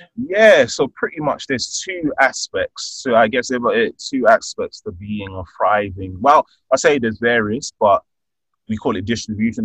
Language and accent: English; London, United Kingdom; I'm born and raised in London, the UK. I'm of Nigerian heritage